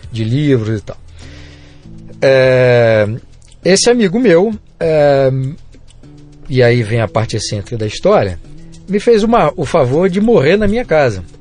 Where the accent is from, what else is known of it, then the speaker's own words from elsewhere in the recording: Brazil; born there; Eu nasci no Brasil, eu tenho todos os defeitos e virtudes de ser brasileiro